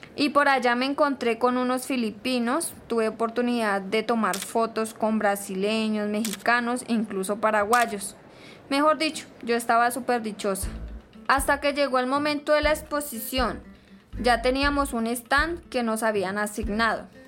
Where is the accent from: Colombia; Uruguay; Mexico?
Colombia; Caquetá; Venimos de Colombia, del Caquetá